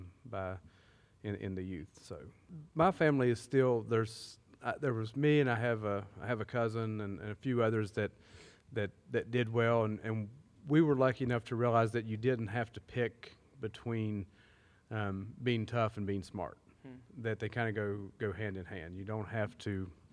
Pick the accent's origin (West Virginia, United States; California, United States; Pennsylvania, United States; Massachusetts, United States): West Virginia, United States; Sissonville; I grew up on the other side of Wolf Pen